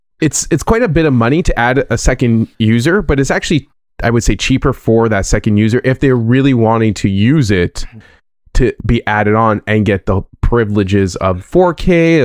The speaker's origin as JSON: {"language": "English", "country": "Canada", "lives_now": "Brooklyn, United States", "said": "I'm in Brooklyn, but I'm Canadian, yeah."}